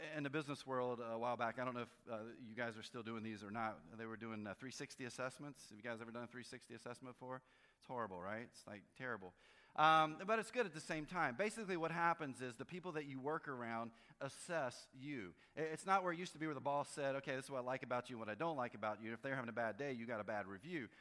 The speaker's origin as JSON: {"language": "English", "region": "North Carolina", "country": "United States", "tie": "born or raised there", "said": "I grew up in North Carolina, and so a big snowstorm was six inches"}